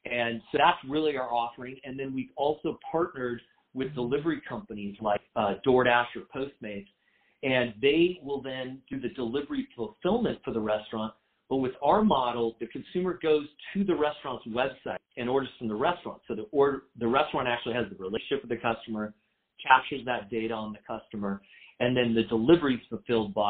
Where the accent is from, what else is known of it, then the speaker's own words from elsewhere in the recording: San Diego, California, United States; I grew up in San Diego in a family business